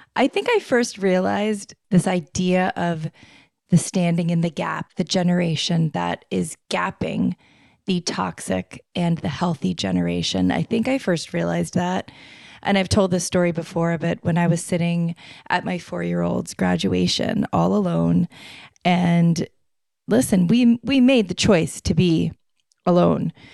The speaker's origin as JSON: {"language": "English", "region": "Florida", "country": "United States", "tie": "born or raised there", "moved": "yes", "said": "I grew up in Florida, so it was just hot constantly"}